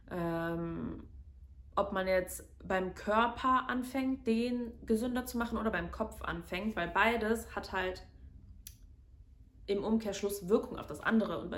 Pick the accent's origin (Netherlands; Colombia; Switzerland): Colombia; Medellín, Antioquia; weil in Kolumbien, vor allen Dingen in Medellin, wo meine Familie lebt, wo ich herkomme, ist halt leider immer noch recht viel Kriminalität.